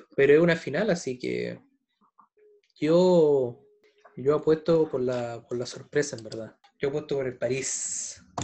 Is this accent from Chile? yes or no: yes; Chile; como buen chileno